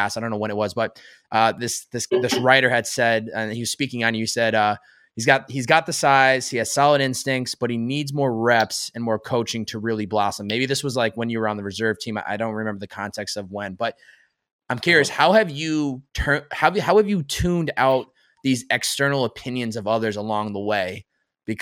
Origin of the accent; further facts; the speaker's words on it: Massachusetts, United States; me growing up in Massachusetts.